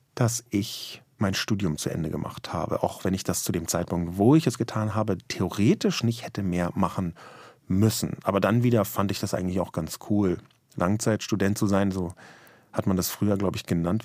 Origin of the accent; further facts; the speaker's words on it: Berlin, Germany; weil ich in West-Berlin geboren und aufgewachsen bin